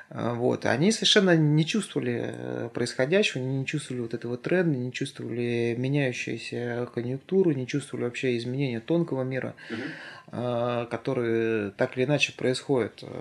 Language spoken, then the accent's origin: Russian; Siberia, Russia; moved away; несмотря на то, что я приехал из Сибири и были авторитетные люди, которые здесь уже занимались взрослыми делами